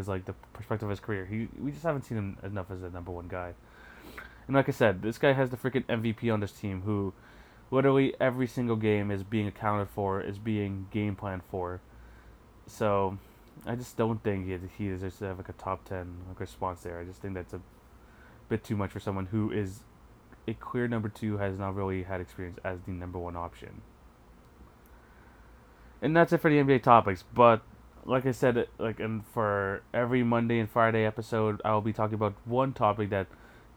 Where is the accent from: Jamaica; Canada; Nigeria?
Canada; also born or lived in Toronto; because I'm Canadian.